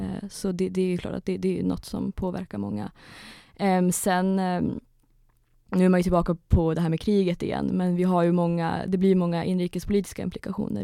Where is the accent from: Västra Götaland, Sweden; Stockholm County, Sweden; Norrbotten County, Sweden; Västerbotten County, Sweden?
Norrbotten County, Sweden; Kiruna; moved away; jag är ju från Kiruna ursprungligen, så jag började skriva på Kiruna-tidningen som 14-åring